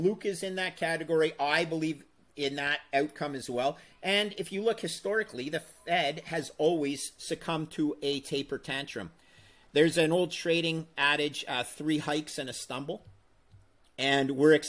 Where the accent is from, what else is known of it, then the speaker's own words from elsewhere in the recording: Canada; I am Canadian